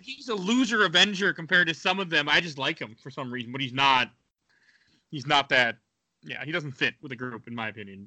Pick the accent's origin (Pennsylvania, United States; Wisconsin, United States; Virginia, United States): Wisconsin, United States; now in Minnesota, United States; I'm from Wisconsin